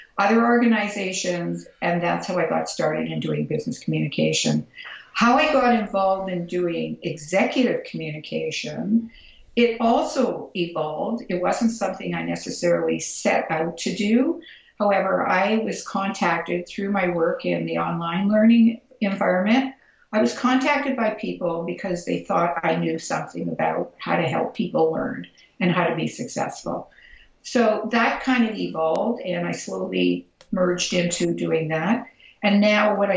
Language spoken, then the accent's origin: English; Toronto, Ontario, Canada; because I'm from Toronto and I'm a Canadian